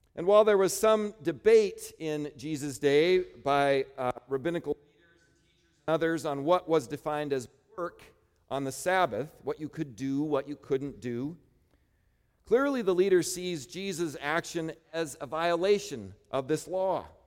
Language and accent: English; Midwest, United States; I grew up in the Midwest